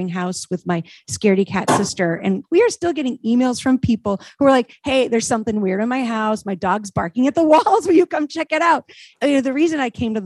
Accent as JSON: {"language": "English", "region": "New Hampshire", "country": "United States", "moved": "as an adult", "lives_now": "Rhode Island, United States", "said": "I'm from New Hampshire."}